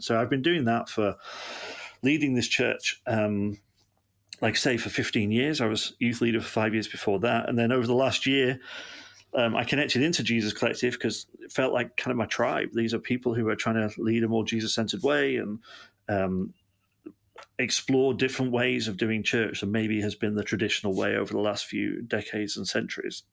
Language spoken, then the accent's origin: English; Manchester, North West England, United Kingdom; now in Yeovil, United Kingdom; I'm um, originally from Manchester in England